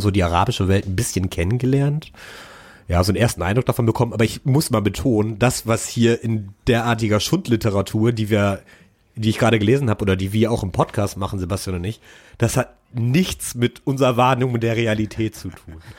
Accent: Germany; als Deutscher

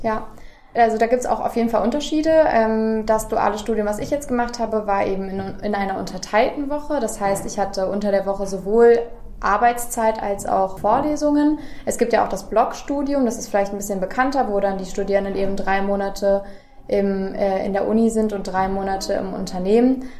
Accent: Göttingen, Lower Saxony, Germany; moved away; also born or lived in Kassel; Ich komme gebürtig aus Göttingen, ähm, habe zwar lange in Kassel gewohnt

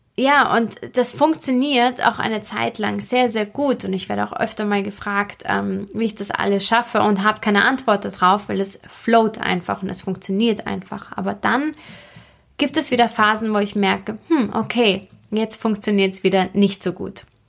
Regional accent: Austria; bei uns in Österreich

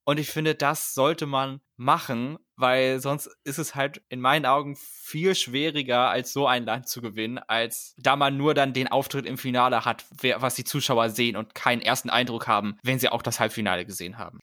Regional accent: Germany; als Deutscher

